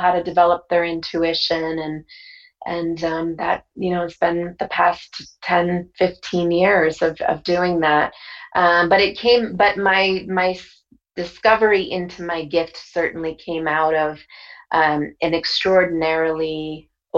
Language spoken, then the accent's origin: English; Bridgeport, Connecticut, United States; I was born in Bridgeport, Connecticut